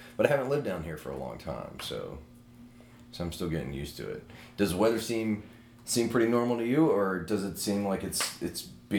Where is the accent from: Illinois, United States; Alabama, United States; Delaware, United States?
Alabama, United States; Mobile; moved away as an adult; growing up in Mobile